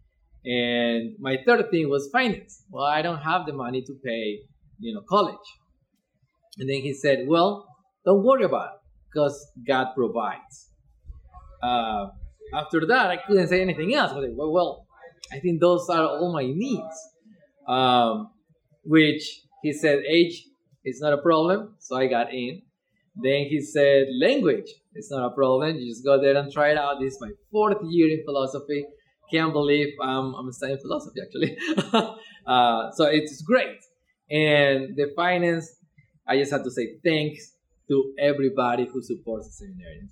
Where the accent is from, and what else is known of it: Ecuador; English is a second language; now in Eugene, United States